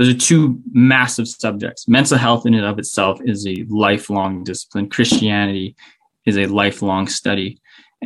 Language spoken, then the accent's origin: English; Whitehorse, Yukon, Canada; also born or lived in Victoria; I grew up in Whitehorse